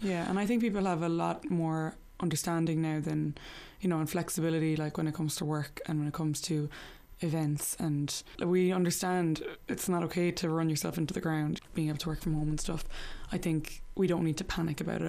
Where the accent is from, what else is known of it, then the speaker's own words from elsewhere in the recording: Limerick, Munster, Ireland; also born or lived in New York; I'm from Limerick